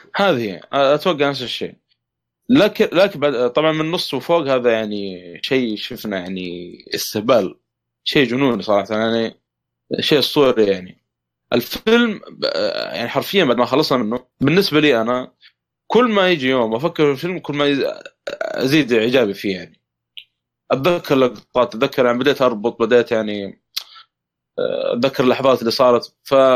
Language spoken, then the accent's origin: Arabic; Saudi Arabia; عندنا في السعوديه